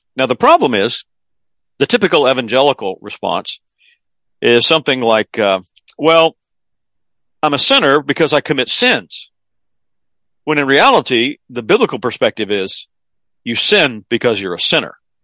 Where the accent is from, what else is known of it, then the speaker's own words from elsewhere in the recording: the South, United States; being in a Southern public school back in those days